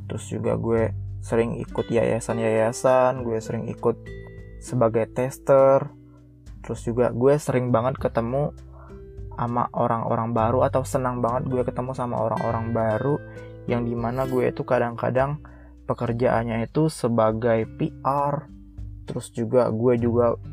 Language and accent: Indonesian; Sukaraja, South Sumatra, Indonesia; moved away as an adult; now in Depok, Indonesia; gue ini berasal dari provinsi Sumatera Selatan yang dimana letak detailnya atau tepatnya gue tinggal itu di Sukaraja, Kecamatan Pedamaran, Kabupaten Oki. Nah, gue dari lahir sampai SMA gue tinggal di situ sampai akhirnya gue merantau di Depok.